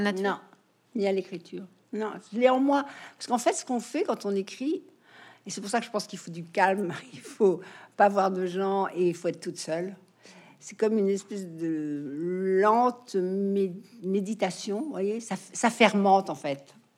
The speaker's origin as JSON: {"language": "French", "country": "France", "also_born_or_lived": "United States", "moved": "as an adult", "said": "c'est en vivant aux États-Unis que je me suis rendu compte que j'étais française. quand j'ai quitté la France"}